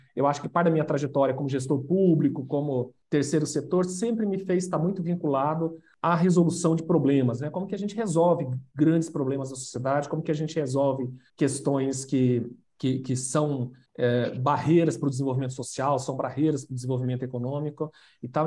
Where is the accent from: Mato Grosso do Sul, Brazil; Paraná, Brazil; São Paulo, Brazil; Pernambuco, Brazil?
Mato Grosso do Sul, Brazil; Itaporã; born or raised there